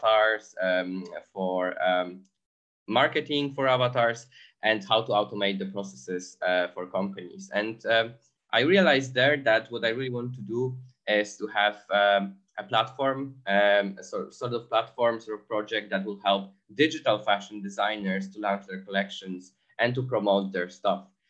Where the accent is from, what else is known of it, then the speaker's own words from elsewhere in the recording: Poland; moved away as an adult; now in Berlin, Germany; Originally, I come from Poland, but 5 years ago, I decided to move to Berlin.